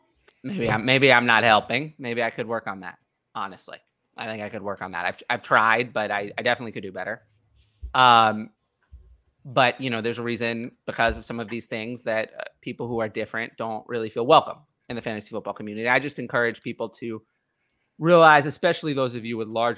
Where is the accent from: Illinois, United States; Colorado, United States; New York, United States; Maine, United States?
New York, United States; New York City; I'm from New York City